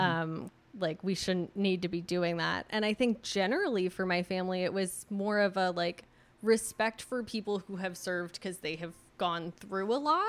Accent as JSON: {"language": "English", "town": "Redwood City", "region": "California", "country": "United States", "tie": "born or raised there", "said": "I grew up in Redwood City"}